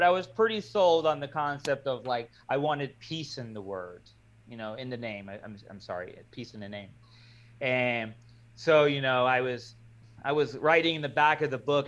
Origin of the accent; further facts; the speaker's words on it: Florida, United States; I'm from Florida, and in Florida, we don't really have churches in communities